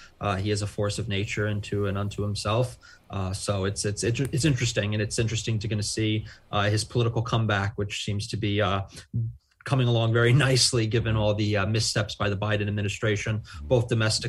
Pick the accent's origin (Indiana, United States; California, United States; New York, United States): New York, United States; New York City; Look, I'm originally from New York. I'm from Queens. I live in the city.